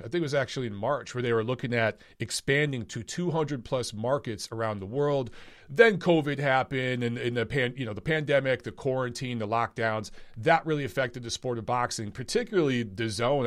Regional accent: Los Angeles, California, United States; I'm from Los Angeles, which is like the hotbed of boxing in the United States

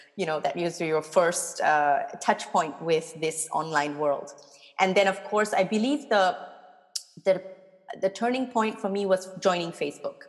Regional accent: Singapore; now in Cologne, Germany; I'm obviously born and brought up in Singapore.

